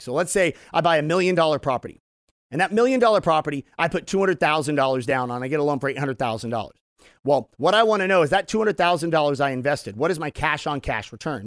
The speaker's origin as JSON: {"language": "English", "town": "Temecula", "region": "California", "country": "United States", "tie": "born or raised there", "said": "my hometown in Temecula"}